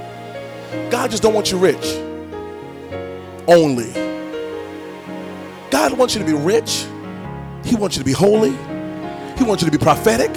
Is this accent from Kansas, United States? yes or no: no; New York, United States; accent: New York; I'm from New York. We say submitting.